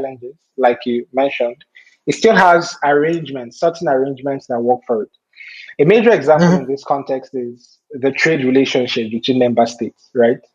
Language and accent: English; Nigeria; me as a Nigerian